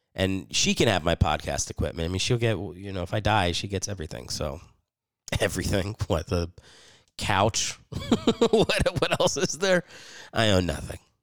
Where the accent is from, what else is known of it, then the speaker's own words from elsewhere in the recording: Philadelphia, Pennsylvania, United States; now in Los Angeles, United States; I'm from Philly.